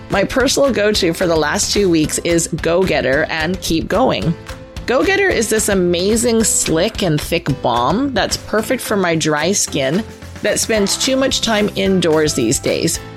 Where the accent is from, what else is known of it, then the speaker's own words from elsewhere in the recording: Abbotsford, British Columbia, Canada; now in Mission, Canada; I'm from the Fraser Valley. Yeah, I grew up okay. in Abbotsford, which is just the other side of the bridge here.